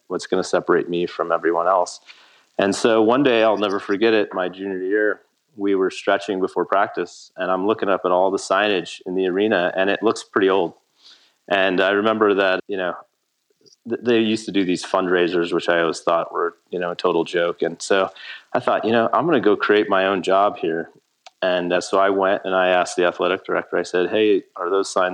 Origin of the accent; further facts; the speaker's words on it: Laramie, Wyoming, United States; moved away as an adult; also born or lived in Boulder, Colorado; now in Cody, United States; I grew up in Laramie